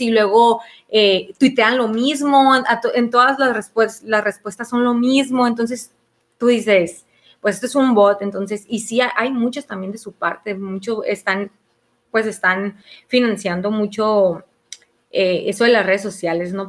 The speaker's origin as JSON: {"language": "Spanish", "country": "Mexico", "said": "es nuestra obligación como mexicanos"}